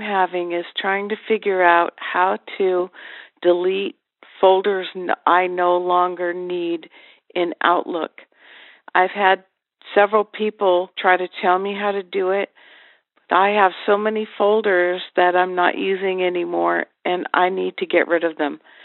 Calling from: Highland, California, United States; I'm calling from Highland, California.

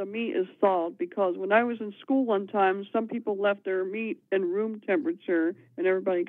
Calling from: Ravenna, Ohio, United States; I'm calling from Ravenna, Ohio.

